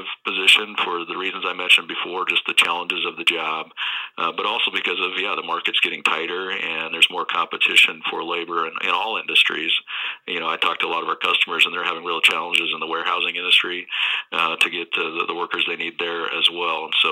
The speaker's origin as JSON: {"language": "English", "region": "Nebraska", "country": "United States", "also_born_or_lived": "Denver, Colorado", "moved": "as an adult", "said": "I'm originally from Nebraska. I lived in Denver at the time"}